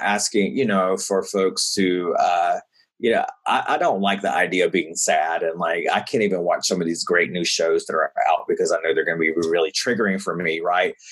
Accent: the South, United States; now in New York City, United States; growing up in the South and growing up in the church

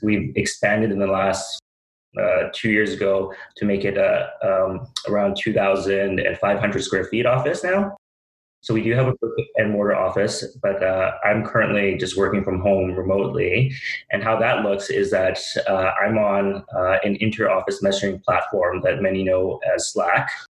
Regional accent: Vancouver, British Columbia, Canada; I'm born and raised in Vancouver.

